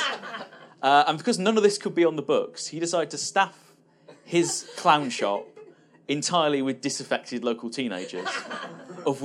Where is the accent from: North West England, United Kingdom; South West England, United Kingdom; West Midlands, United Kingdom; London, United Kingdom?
South West England, United Kingdom; Bristol; when I grew up in Bristol, which is a little city in the West Country